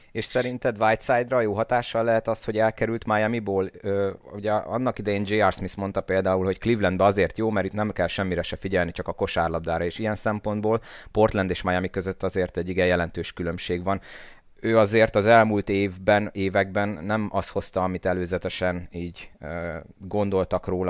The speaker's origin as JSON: {"language": "Hungarian", "town": "Szolnok", "region": "Jász-Nagykun-Szolnok", "country": "Hungary", "said": "én mint szolnoki"}